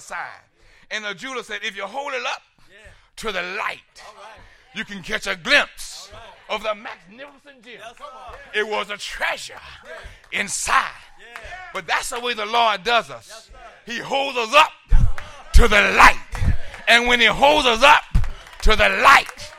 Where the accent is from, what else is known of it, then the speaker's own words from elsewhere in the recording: South Carolina, United States; I'm from South Carolina